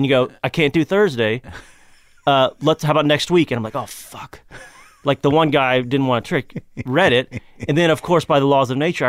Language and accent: English; Kentucky, United States; Yeah, I grew up in Kentucky. My family's mostly from Tennessee.